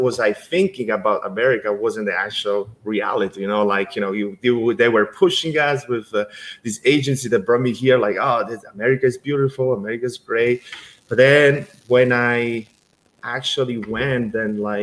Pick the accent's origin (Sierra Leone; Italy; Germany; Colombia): Italy; now in United States; I was born and raised in Italy.